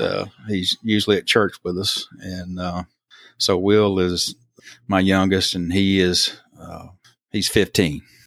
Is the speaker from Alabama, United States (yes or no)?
yes; Thomasville, Alabama, United States; also born or lived in Selma, Alabama; born in Selma, raised in Thomasville, which is about, you know, y'all, I always have to tell people that, uh, Thomasville is like two hours straight north of Mobile